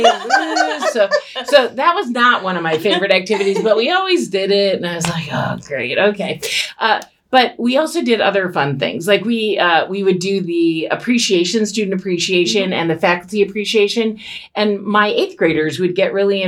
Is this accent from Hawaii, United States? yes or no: yes; Kailua, Hawaii, United States; now in Chicago, United States; I was born and raised in Hawaii. So I went to, I went to St. Anthony's School in Kailua on Oahu.